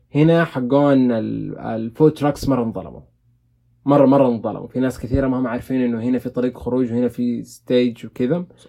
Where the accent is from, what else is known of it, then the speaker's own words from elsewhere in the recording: Saudi Arabia; عندنا في السعوديه